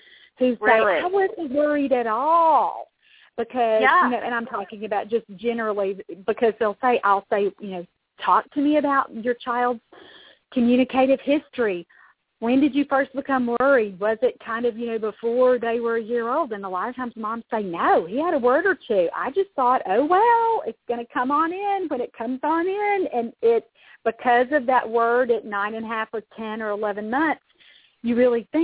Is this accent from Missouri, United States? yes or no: no; Louisville, Kentucky, United States; Louisville, Kentucky, my hometown